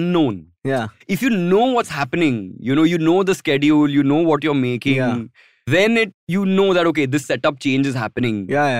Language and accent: English; Mumbai, Maharashtra, India; Born and brought up in Mumbai, like urban Mumbai.